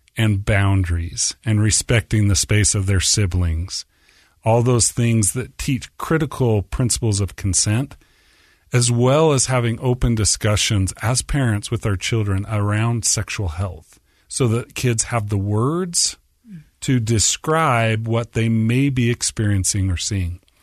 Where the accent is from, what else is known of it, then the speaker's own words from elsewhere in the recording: Orem, Utah, United States; So I grew up in Orem, right on the edge